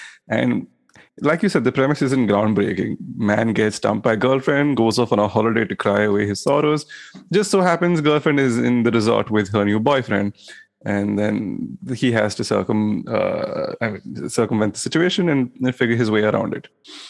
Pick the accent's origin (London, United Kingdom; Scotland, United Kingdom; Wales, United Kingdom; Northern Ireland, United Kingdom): London, United Kingdom; Yes, I am from London.